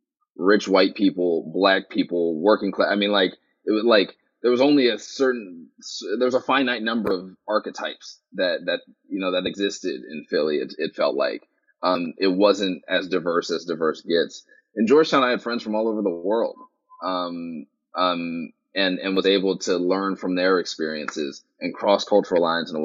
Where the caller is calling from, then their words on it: Sydney, New South Wales, Australia; I mean, the fact that I'm calling you from Sydney, Australia speaks to one of those advantages.